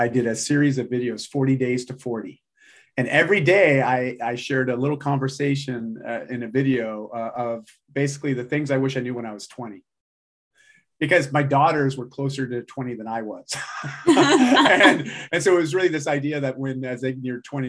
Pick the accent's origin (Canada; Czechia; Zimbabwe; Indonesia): Canada; I'm Canadian.